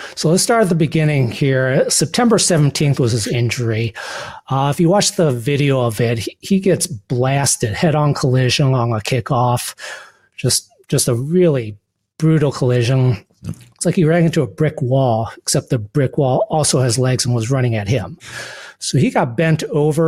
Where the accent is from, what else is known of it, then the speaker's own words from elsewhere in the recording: Bad Axe, Michigan, United States; moved away as an adult; also born or lived in Philadelphia, Pennsylvania; Well, I grew up in Michigan, in Bad Axe, Michigan